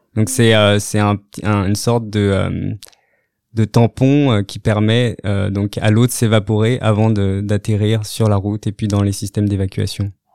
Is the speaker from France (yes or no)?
yes; France; moved away as an adult; also born or lived in Rennes / Australia; now in Montreal, Canada; Je viens donc de, la, France, où j'ai commencé mes études en biologie végétale